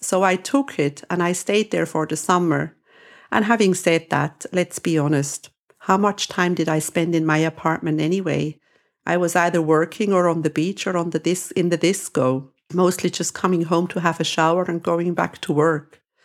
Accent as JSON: {"language": "English", "country": "Switzerland", "moved": "yes", "lives_now": "Cyprus", "said": "I am from Switzerland."}